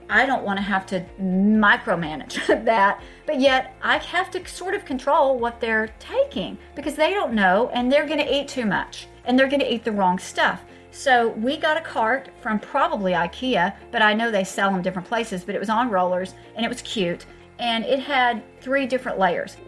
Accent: Texas, United States; I'm from Texas.

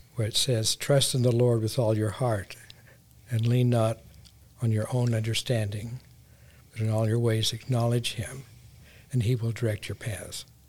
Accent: Eugene, Oregon, United States; moved away as an adult; also born or lived in Springfield, Missouri; I was raised in Eugene, Oregon

